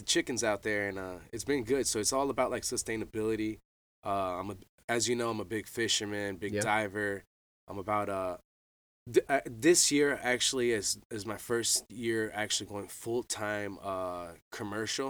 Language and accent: English; Boca Raton, Florida, United States; I'm from Boca Raton, Florida, from South Florida, and I grew up bass fishing